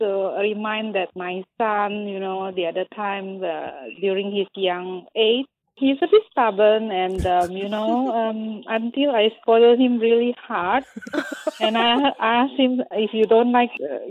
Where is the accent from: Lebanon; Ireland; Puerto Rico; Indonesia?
Indonesia; now in Singapore; I've been listening Kiss from Indonesia. I came from Indonesia.